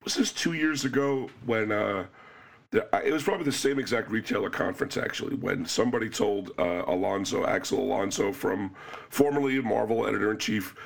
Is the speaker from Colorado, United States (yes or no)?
no; New York, United States; As a New Yorker